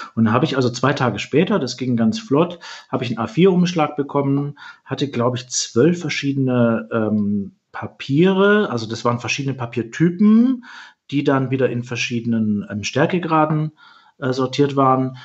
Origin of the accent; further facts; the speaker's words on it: Swabia, Germany; moved away as an adult; now in Hamburg, Germany; dass ich äh, Süddeutscher bin, aus dem Schwäbischen komme